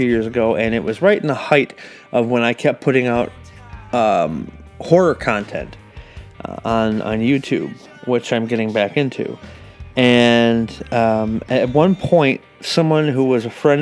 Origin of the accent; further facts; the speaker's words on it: Racine, Wisconsin, United States; we're both from Racine, and we both met at Walden